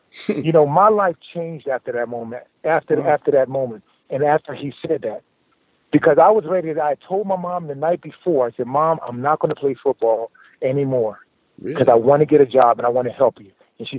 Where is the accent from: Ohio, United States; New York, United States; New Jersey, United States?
New Jersey, United States; Camden; growing up in Camden, New Jersey. I grew up one of five kids. My mom, you know, we lived in very humble beginnings.